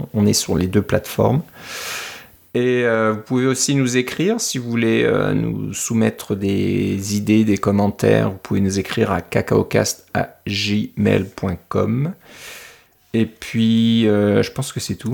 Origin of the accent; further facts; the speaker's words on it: France; en, tant que Français